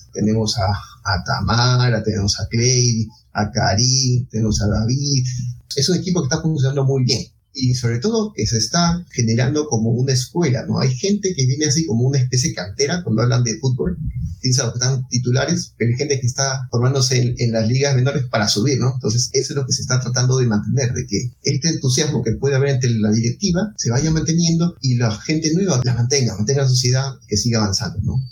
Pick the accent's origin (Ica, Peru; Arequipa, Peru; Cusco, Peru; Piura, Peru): Ica, Peru; Yo soy peruano, nací en Ica, es una ciudad que está al sur de Lima, unos 300 kilómetros al